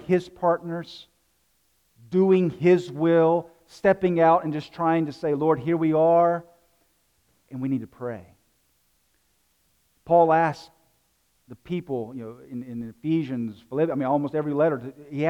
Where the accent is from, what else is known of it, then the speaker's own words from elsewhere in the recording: South Carolina, United States; moved away; I'm from South Carolina.